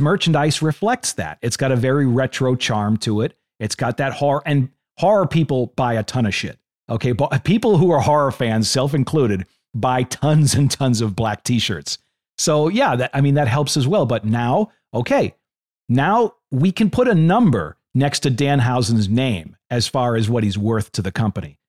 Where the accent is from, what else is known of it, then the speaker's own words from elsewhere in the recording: Boston, Massachusetts, United States; I'm from Boston